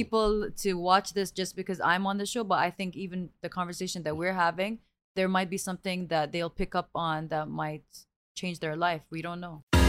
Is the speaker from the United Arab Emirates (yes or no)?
yes; Abu Dhabi, United Arab Emirates; growing up, I grew up in Abu Dhabi